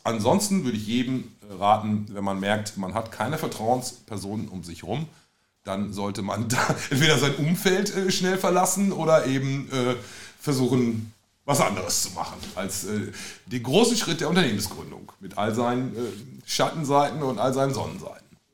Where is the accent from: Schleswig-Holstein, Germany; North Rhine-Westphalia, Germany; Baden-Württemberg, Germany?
North Rhine-Westphalia, Germany; als Ostwestfale